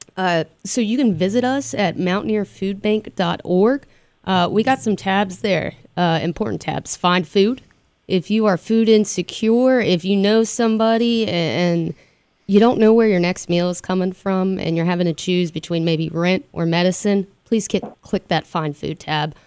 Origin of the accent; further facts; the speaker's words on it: West Virginia, United States; being in West Virginia and being Appalachian is that resiliency